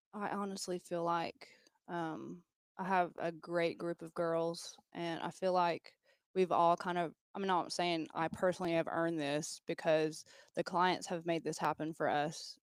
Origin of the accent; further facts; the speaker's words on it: Erwin, Tennessee, United States; moved away as an adult; also born or lived in Travis Air Force Base, California / Sacramento, California; I'm a native, uh, actually, I'm from Irwin, Tennessee.